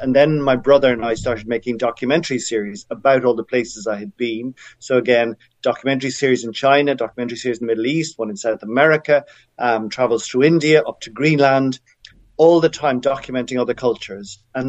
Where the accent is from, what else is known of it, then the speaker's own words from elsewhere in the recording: Dublin, Leinster, Ireland; I was brought up in Ireland, in Dublin, for the first 18 years of my life